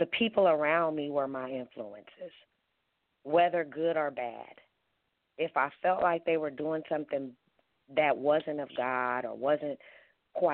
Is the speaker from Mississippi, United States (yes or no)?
no; Oakland, California, United States; I grew up in East Oakland, California. I was born and raised there